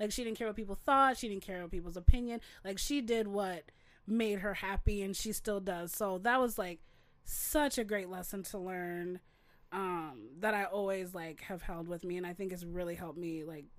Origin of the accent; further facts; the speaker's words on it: Crystal, Minnesota, United States; I grew up in the Twin Cities in Crystal, like a suburb.